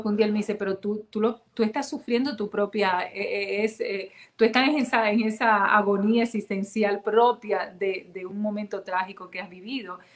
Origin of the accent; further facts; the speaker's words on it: Dominican Republic; now in United States; como latina, dominicana, caribeña